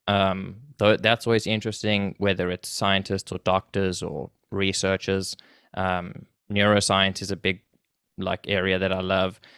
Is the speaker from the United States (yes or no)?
no; South Africa; moved away as an adult; now in Canada; so I was born there, and I went to school there, and I did everything, and, um, I moved to Canada with my family when I was about nineteen or so.